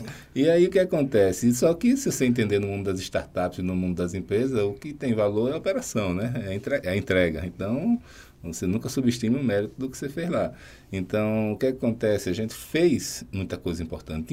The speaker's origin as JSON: {"language": "Portuguese", "town": "Barra de São Miguel", "region": "Alagoas", "country": "Brazil", "also_born_or_lived": "Maceió", "said": "Eu não sou de Maceió, mais precisamente da Barra de São Miguel, lá em Alagoas."}